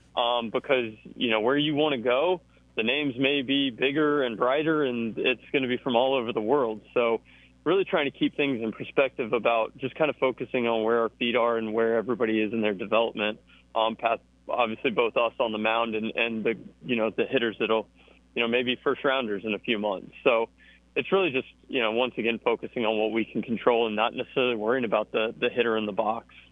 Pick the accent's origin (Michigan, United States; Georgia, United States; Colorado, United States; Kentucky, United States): Georgia, United States; now in Auburn, United States; I grew up in Georgia